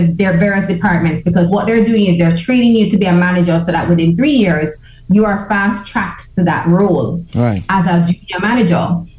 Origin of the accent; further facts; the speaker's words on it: Kingston, Jamaica; And because I am from Jamaica, I've always been seen as nuff.